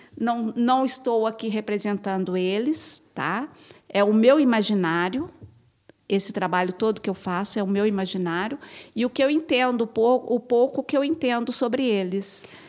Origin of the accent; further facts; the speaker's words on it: Brazil; enquanto brasileira